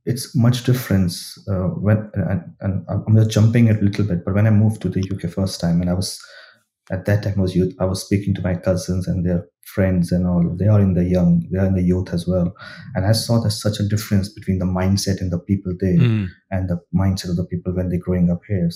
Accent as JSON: {"language": "English", "country": "India", "tie": "born or raised there", "moved": "as an adult", "said": "So I grew up in India. My early education, my school, university, colleges all come from India."}